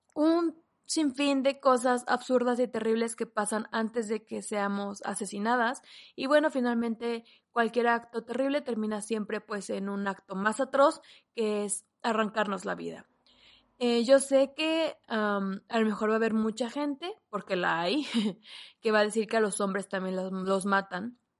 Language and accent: Spanish; Mexico; en mi país, en México